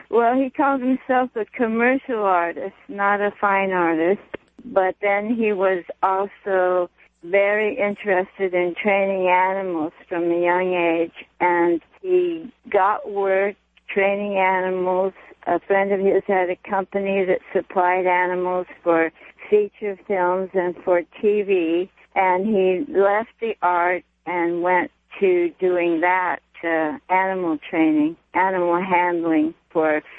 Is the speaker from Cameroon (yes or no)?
no; Los Angeles, California, United States; In LA.